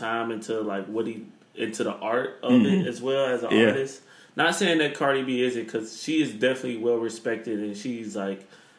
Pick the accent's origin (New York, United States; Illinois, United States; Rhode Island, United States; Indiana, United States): Illinois, United States; Chicago; we are from Chicago.